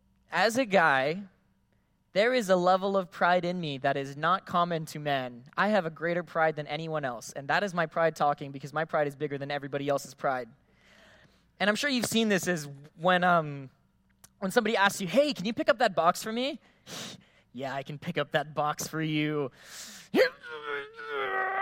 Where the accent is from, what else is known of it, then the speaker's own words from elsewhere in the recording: Philippines; now in Guam; I grew up in the Philippines